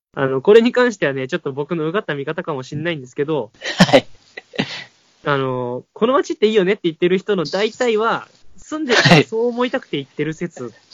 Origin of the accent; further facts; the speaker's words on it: Kotoura, Tottori, Japan; moved away; シェアハウスを琴浦町という僕の地元に建てて